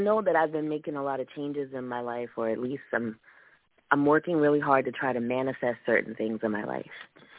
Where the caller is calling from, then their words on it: Columbia, South Carolina, United States; I'm calling in from Columbia, South Carolina.